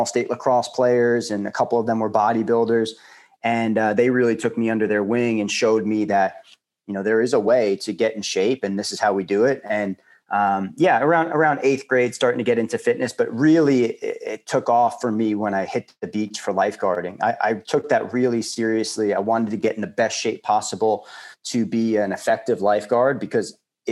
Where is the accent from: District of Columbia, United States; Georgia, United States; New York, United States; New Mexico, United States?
New York, United States; Long Island; I grew up on Long Island and had a very active childhood